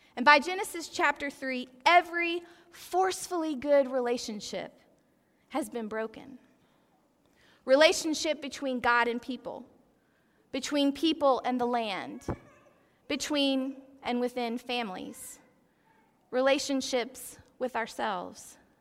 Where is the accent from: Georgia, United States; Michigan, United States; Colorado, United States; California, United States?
Georgia, United States; Athens; I grew up in Athens, Georgia